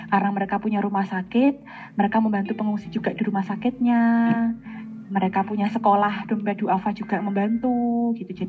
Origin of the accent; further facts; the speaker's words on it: Afghanistan; born there; secara de facto aku tuh lahir di Afghanistan